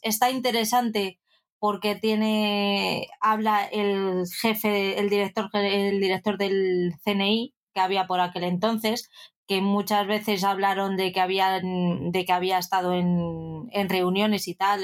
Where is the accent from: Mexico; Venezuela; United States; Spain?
Spain; Madrid, Community of Madrid; como buena madrileña